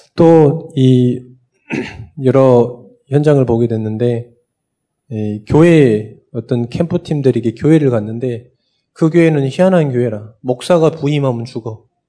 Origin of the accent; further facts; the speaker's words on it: Sinan, South Jeolla, South Korea; also born or lived in Bucheon, South Korea; now in Seoul, South Korea; 저도 어렸을 때 유배 갔잖아요. 전라남도 신안군 도초면 이곡 상리.